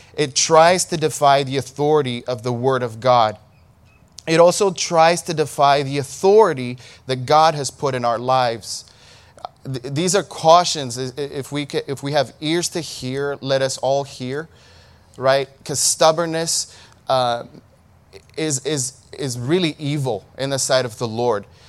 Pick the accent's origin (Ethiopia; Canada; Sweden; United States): Ethiopia; In, in Ethiopia, we say Saul